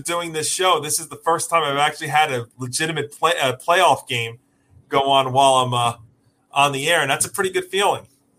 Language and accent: English; Elmont, New York, United States; my hometown of Elmont, New York, where I lived my first 25 years